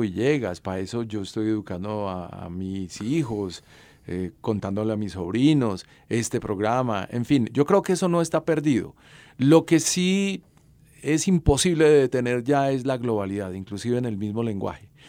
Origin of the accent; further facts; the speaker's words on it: Salamina, Caldas, Colombia; Yo nací en Salamina.